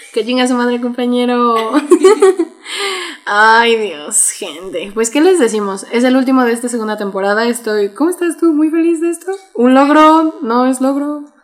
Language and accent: Spanish; Mexico; como buenos mexicanos tenemos un chingo de regionalismos